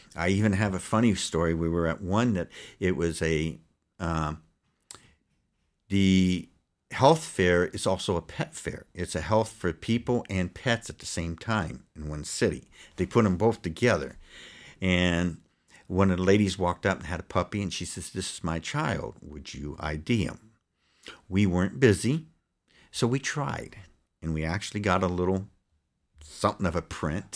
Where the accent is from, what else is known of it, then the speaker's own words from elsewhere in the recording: Los Angeles, California, United States; also born or lived in Poughkeepsie, New York / Pleasant Valley, New York; I grew up in the South Bay area, it's called, of L